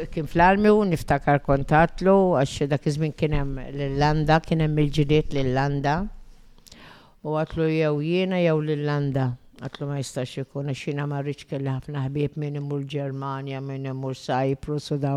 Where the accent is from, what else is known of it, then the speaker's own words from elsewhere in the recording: Ħaż-Żebbuġ, Malta; also born or lived in England; Jena miħazzebuċ. Ħazzebuċ.